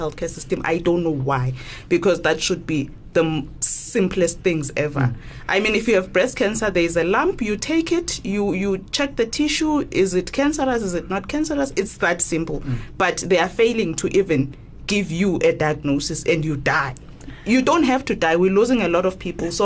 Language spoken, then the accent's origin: English; South Africa; now in Gauteng, South Africa; in my hometown